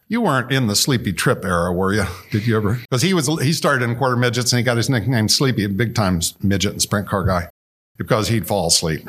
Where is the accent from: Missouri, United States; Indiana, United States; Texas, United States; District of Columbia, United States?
Indiana, United States; Indianapolis; Growing up there